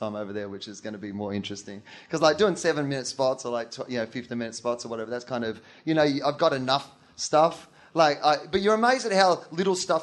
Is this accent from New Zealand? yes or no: no; Australia; I'm from Australia